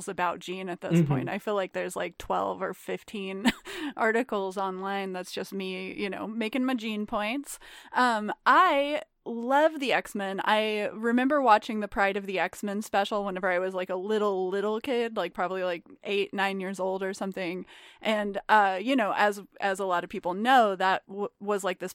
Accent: rural Missouri, United States; also born or lived in Nashville, Tennessee; I was born in Nashville, but afterwards my parents moved me to like rural Missouri

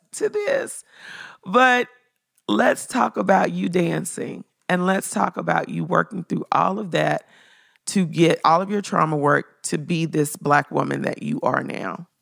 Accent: Memphis, Tennessee, United States; I'm from Memphis.

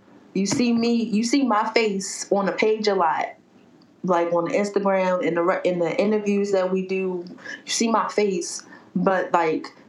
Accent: Baltimore, Maryland, United States; I'm a Baltimore dummy.

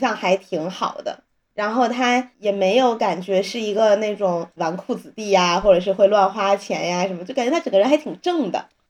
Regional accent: Beijing, China; 身为北京人的我

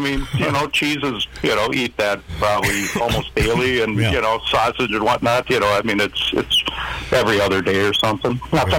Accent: Midwest, United States; growing up in the Midwest back in the 70s

